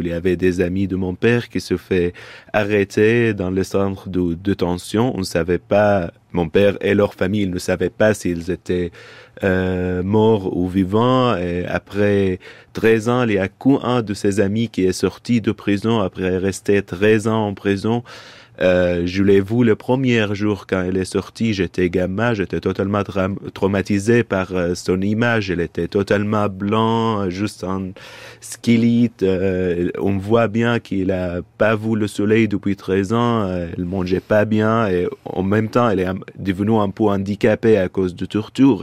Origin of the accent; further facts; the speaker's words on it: Syria; moved away as an adult; depuis que j'ai quitté la Syrie euh, il y a presque cinq ans